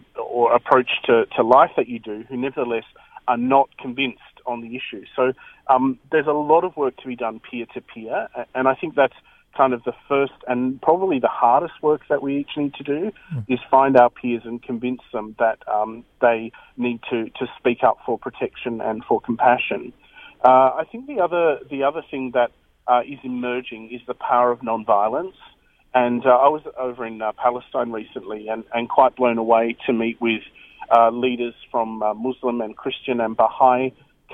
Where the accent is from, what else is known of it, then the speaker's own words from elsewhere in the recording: Australia; we as an Australian people